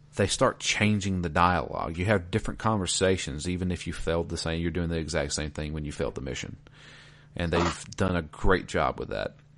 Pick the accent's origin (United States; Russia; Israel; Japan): United States; the South; I am from the South.